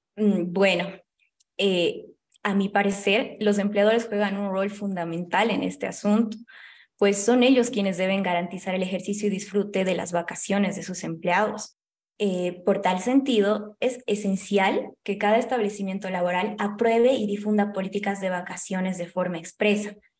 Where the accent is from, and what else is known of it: Bolivia